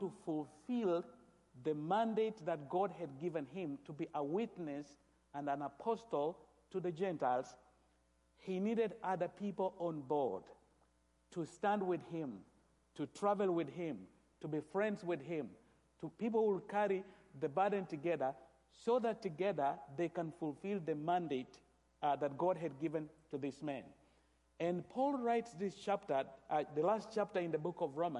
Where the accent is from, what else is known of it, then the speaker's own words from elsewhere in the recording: Kenya; I come from Kenya